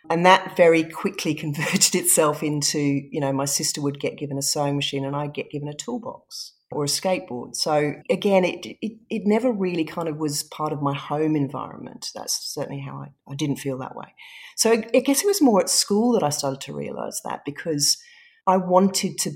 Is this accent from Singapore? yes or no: yes; Singapore; also born or lived in England; was born in England. I was born in a snowy night at home I grew up in Singapore, so we left England when I was very young, very little.